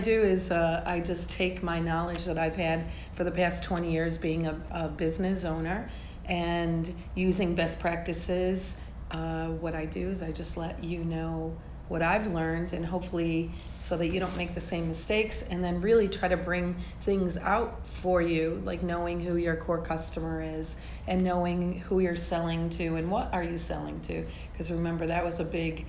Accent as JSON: {"language": "English", "region": "Georgia", "country": "United States", "said": "Remember, I'm from Georgia. Everyone's going to think that it means the Bulldogs UGA"}